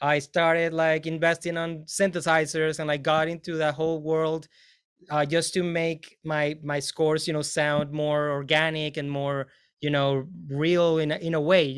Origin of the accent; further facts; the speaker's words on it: Venezuela; moved away as an adult; now in United States; I'm from Venezuela, so that has definitely influenced me greatly.